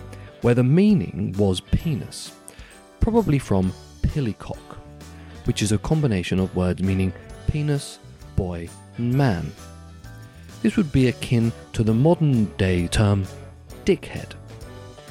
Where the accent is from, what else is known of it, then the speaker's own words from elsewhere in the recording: England, United Kingdom; I'm from England